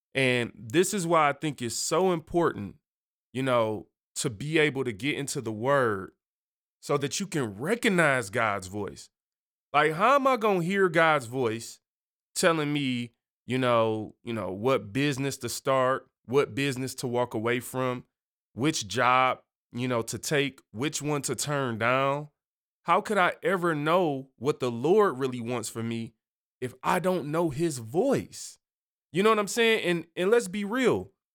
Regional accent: Michigan, United States; I'm from Michigan.

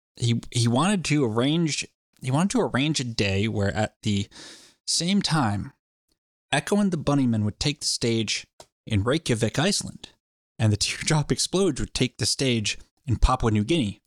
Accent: United States; I'm an American

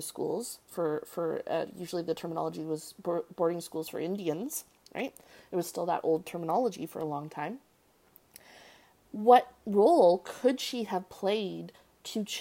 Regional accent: Canada; I'm Canadian

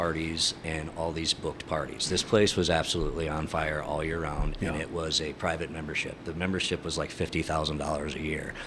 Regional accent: northern Michigan, United States; also born or lived in Detroit, Michigan; Then we moved up north

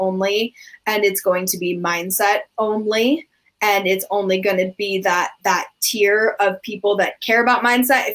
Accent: United States; in being American

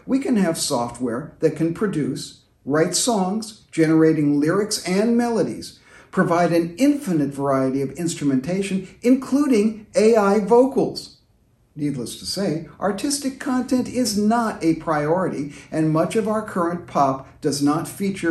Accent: London, United Kingdom; I was a teenager growing up in the London of the 1960s.

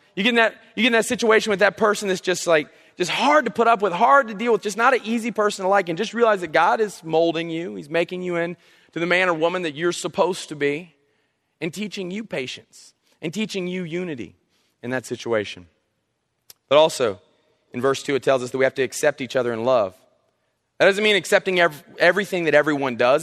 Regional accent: South Carolina, United States; now in North Carolina, United States; I'm from South Carolina

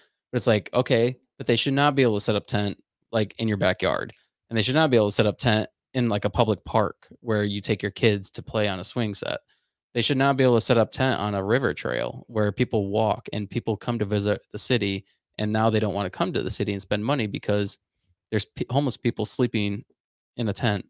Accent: West Palm Beach, Florida, United States; I'm originally from West Palm Beach and Florida.

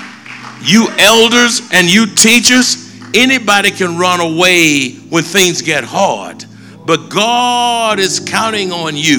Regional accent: United States; I'm an American citizen.

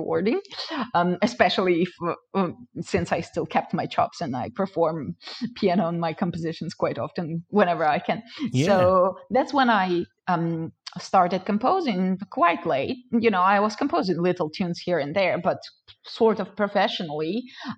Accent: Ukraine; moved away; I indeed was born and raised in Ukraine.

